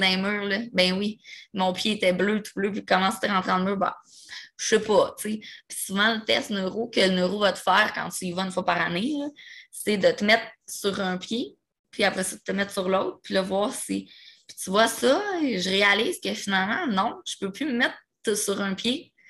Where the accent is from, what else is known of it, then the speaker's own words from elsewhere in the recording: Repentigny, Quebec, Canada; also born or lived in Pointe-aux-Trembles, Montreal; je viens de Repentigny, full Rive-Nord